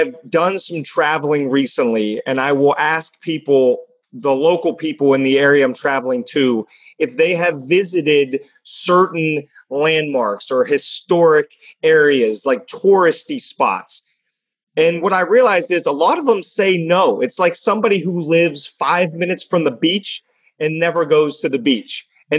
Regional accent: Pittsburgh, Pennsylvania, United States; I am from Pittsburgh, Pennsylvania. I live just outside of downtown in an apartment building.

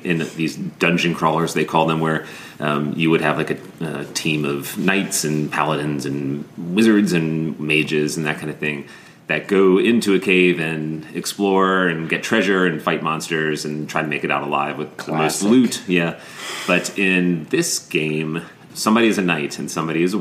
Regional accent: Maryland, United States; Growing up in Maryland

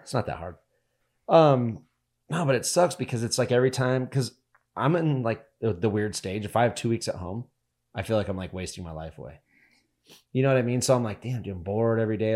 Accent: Northern Nevada, United States; We're from Northern Nevada

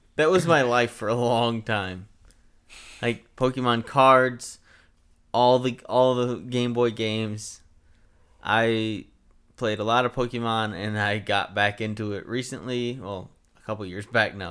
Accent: United States; I'm American

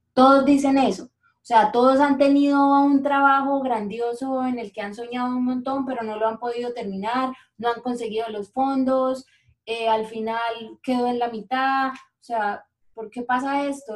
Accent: Bucaramanga, Santander, Colombia; los bumangueses no somos tan patriotas, tan regionales como los paisas

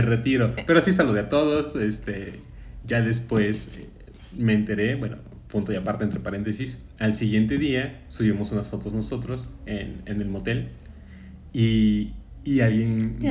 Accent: Jarocho, Veracruz, Mexico; aun cuando somos paisanos jarochos

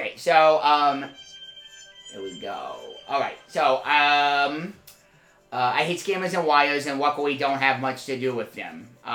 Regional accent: San Juan, Puerto Rico; I grew up in San Juan, as did my mom and her parents.

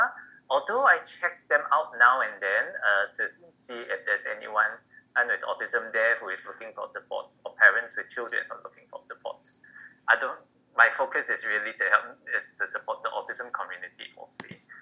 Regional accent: Malaysia; from Malaysia

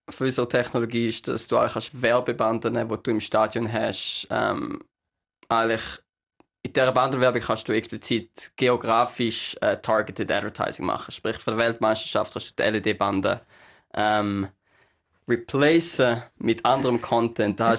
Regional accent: Switzerland; accent: Swiss German; now in New York, United States

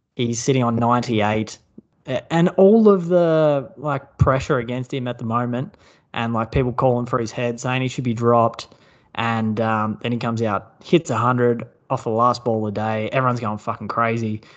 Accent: Brisbane, Queensland, Australia; my hometown of Brisbane

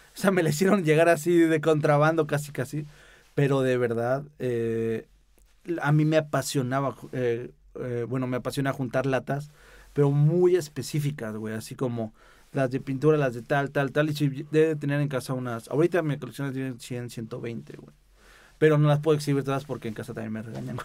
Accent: Mexico City, Mexico; soy chilango

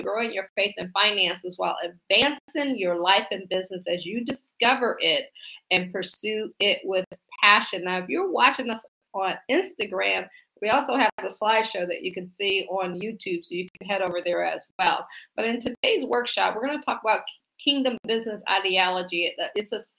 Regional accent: Akron, Ohio, United States; now in Washington, D.C., United States; I'm from Akron, Ohio. I actually live in the Washington, D.C. area now.

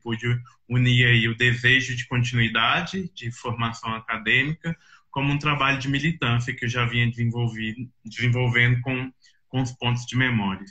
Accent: Belo Horizonte, Minas Gerais, Brazil; moved away as an adult; now in Brasília, Brazil; eu acho que eu venho desse lugar, né, de um lugar onde eu cresci, onde eu fui me formando ali no, no Taquaril

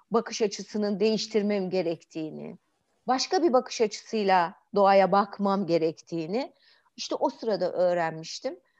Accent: Istanbul, Turkey; biz büyük şehir çocuklarıyız ya. İşte İstanbul'da büyümüşüz apartmanların arasında falan böyle.

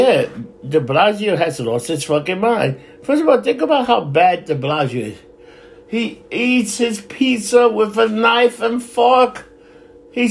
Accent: New York City, New York, United States; I was born and raised in New York City

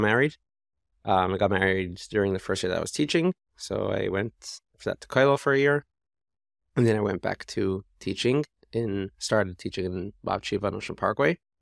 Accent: Toronto, Ontario, Canada; moved away; I grew up in Toronto

